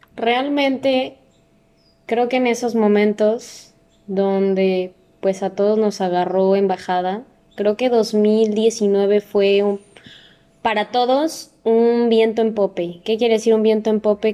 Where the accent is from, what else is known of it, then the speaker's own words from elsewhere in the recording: Mexico; nosotros como mexicanos